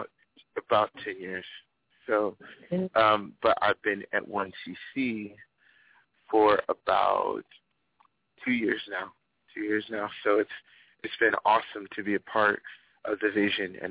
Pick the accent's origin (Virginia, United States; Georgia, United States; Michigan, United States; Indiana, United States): Virginia, United States; Lynchburg; from Lynchburg, Virginia. That's where our church is from. That's where I'm from.